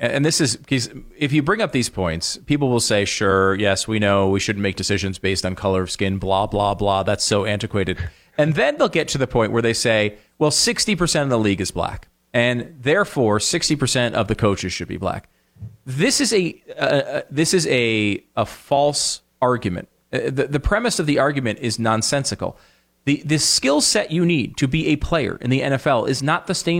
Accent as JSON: {"language": "English", "region": "Connecticut", "country": "United States", "tie": "born or raised there", "said": "Dan and I grew up together in Connecticut, and we spent about 80% of our time playing sports in the backyard."}